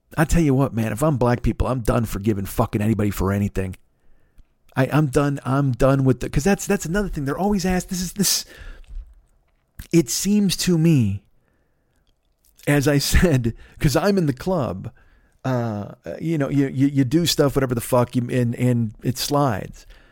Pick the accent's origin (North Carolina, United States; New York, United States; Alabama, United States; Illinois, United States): Illinois, United States; Chicago; moved away; I grew up in Chicago